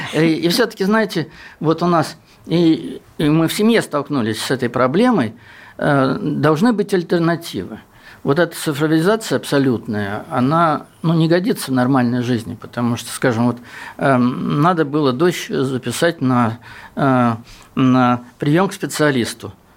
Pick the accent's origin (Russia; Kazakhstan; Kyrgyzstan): Russia; Southern Urals; я с Южного Урала